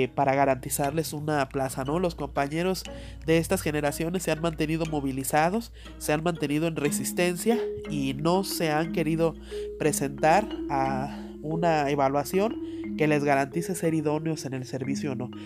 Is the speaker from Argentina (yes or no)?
no; Mexico; como mexicanos